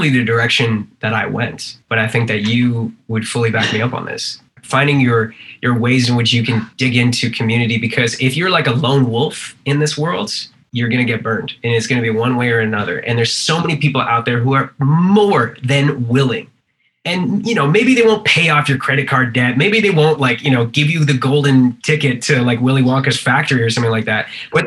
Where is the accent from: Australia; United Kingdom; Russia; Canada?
Canada; East Coast Canada; now in California, United States; I'm from, you know, East Coast Canada